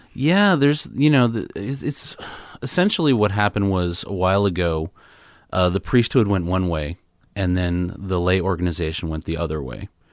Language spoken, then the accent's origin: English; New York City, New York, United States; I grew up in Queens, New York